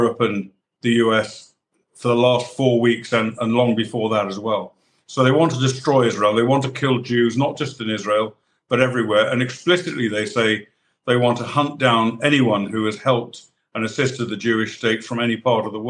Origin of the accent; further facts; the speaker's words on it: United Kingdom; as a British soldier